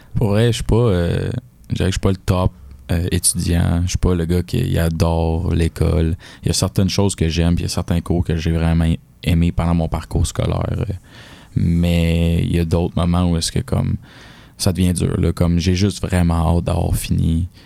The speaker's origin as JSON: {"language": "French", "town": "Varennes", "region": "Quebec", "country": "Canada", "tie": "born or raised there", "moved": "as an adult", "lives_now": "Sherbrooke, Canada", "said": "je suis un, gars de la Rive-Sud, tu sais, à Varennes. J'ai vécu là toute ma vie."}